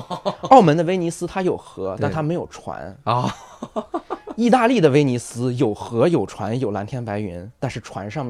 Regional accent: Hebei, China; 尤其是我最钟爱的我的家乡河北省是非常不一样的。

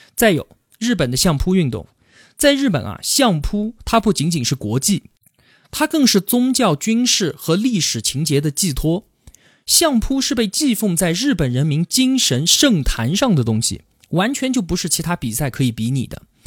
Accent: Yunnan, China; 我们云南最有名的地方就是大理，还有丽江

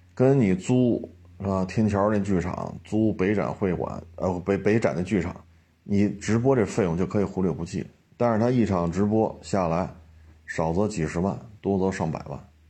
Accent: Beijing, China; 我生在这儿，长在这儿

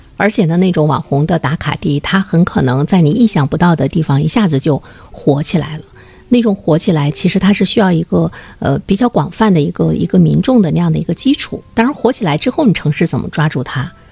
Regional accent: Dalian, Liaoning, China; 让大家更进一步的了解我们大连。

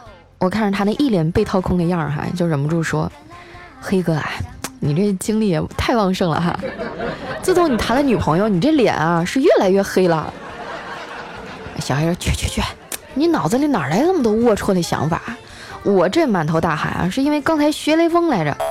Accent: Qitaihe, Heilongjiang, China; 说起我这俩姐姐啊，当初也是我们家乡的传奇人物。我大姐呢，当年还得了七台河市高中女子组扳手腕大赛的第一名。

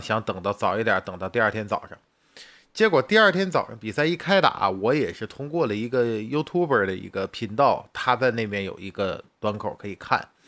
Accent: China; 作为一个远在大洋彼岸的，我们作为中国人

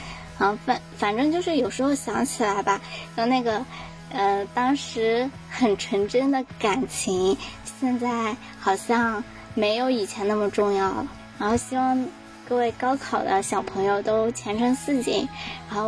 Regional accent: Shanxi, China; 啊，我就是从小在山西长大，然后属于异地考生，

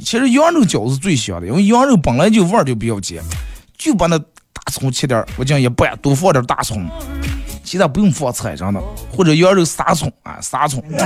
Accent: Bameng, Hetao, Inner Mongolia, China; 身为一个咱们巴蒙人，啊，包括土生土长的后，后大套人

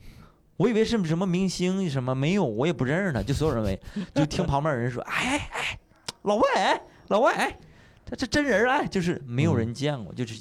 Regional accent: Panjin, Liaoning, China; 新家也在盘锦啊，也没出来。哼，三线的一个城市，我学英英语很晚很晚，跟这些城里的孩子比，那时候在农村嘛。

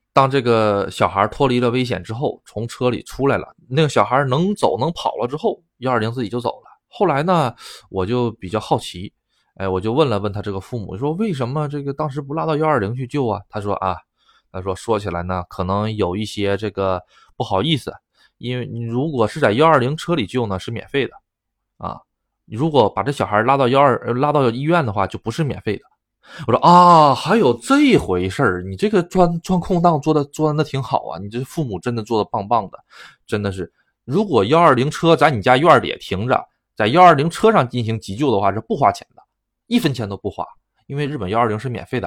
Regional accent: China; now in Japan; 我是中国人

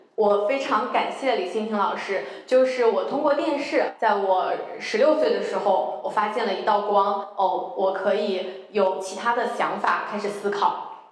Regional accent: Anhui, China; moved away; 我呢，是出生在安徽的一个小县城里， 我从小是跟姥姥爷长大的，所以我的家庭非常传统

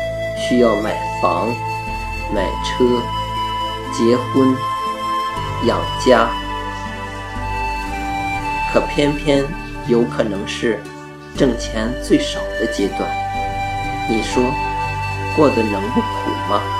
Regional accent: Hebei, China; 尤其像我们河北人，更不容易。

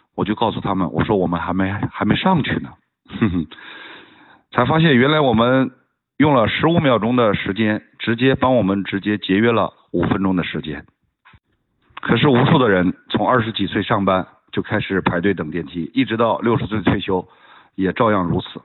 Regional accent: China; 我作为一个中国人非常地自豪

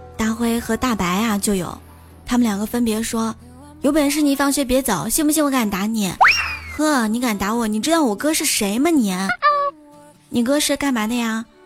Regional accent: Shanxi, China; now in Qingdao, China; 在我的老家 最出名的应该是刀削面了，因为山西是面食之乡嘛。现在在青岛的话呢

